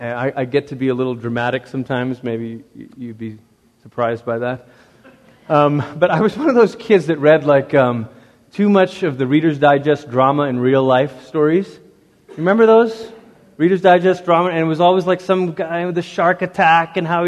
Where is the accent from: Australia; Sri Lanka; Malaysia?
Malaysia; And I grew up in Malaysia.